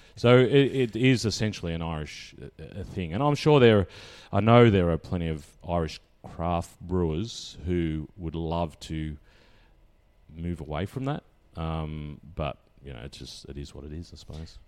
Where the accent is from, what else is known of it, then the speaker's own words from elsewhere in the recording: Bendigo, Victoria, Australia; I grew up in Bendigo